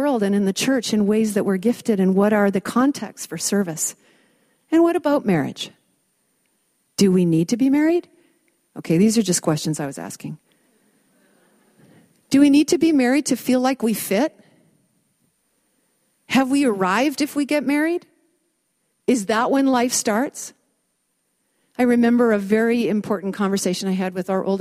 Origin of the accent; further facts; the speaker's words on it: Vancouver, British Columbia, Canada; I grew up in Vancouver, and I went to a girls' private school